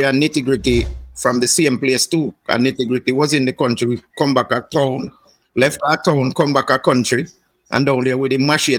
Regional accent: Trelawny, Jamaica; I'm born in a town, but I'm going to country when I'm a little boy with my mother. So we grew up in Chulani for like a couple of years. Yeah, a place named Spring Garden in Chulani, you know. We're in the back of the country, you see.

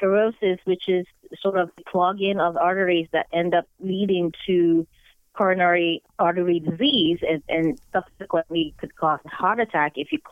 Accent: Nigeria; now in United States; growing up in Nigeria, where most kids are exposed to sciences and science is celebrated

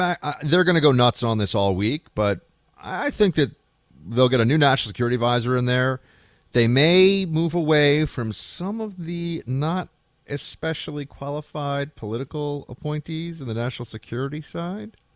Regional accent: New York City, New York, United States; I grew up here in New York City

